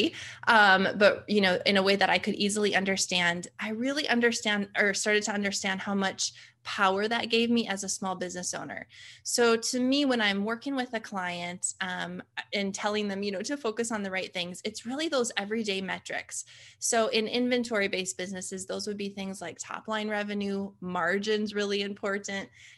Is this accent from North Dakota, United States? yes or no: yes; Fargo, North Dakota, United States; born and raised in Fargo, North Dakota, of all places.